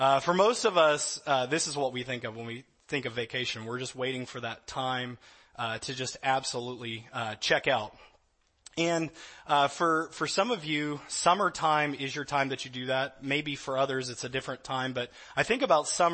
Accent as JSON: {"language": "English", "region": "Louisiana", "country": "United States", "moved": "yes", "lives_now": "California, United States", "said": "I'm from Louisiana."}